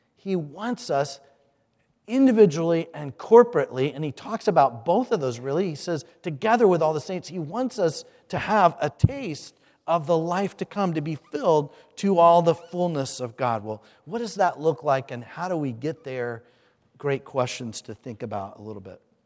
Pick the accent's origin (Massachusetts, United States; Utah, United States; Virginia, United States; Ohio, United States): Virginia, United States; Hampton; I'm from Hampton, Virginia